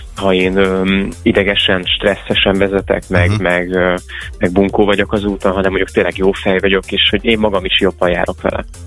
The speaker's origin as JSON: {"language": "Hungarian", "town": "Miskolc", "region": "Borsod-Abaúj-Zemplén", "country": "Hungary", "tie": "born or raised there", "moved": "yes", "lives_now": "Budapest, Hungary", "said": "felköltöztem Miskolcról, ahol születtem"}